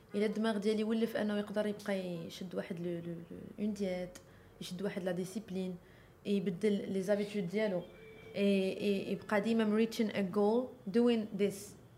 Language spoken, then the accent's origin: Arabic; Morocco; انا كمغربيه